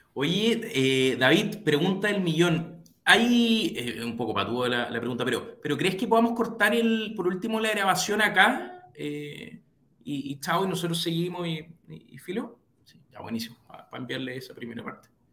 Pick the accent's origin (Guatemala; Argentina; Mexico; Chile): Chile; como chilenos y chilenas